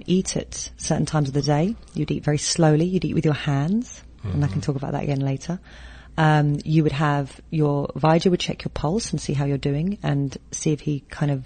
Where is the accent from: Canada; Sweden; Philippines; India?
Philippines; as a Filipino